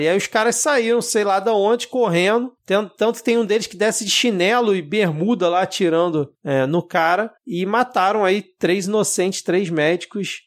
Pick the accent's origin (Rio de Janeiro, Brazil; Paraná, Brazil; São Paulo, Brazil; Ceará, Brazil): Rio de Janeiro, Brazil; sempre morei a minha vida toda aqui no Rio de Janeiro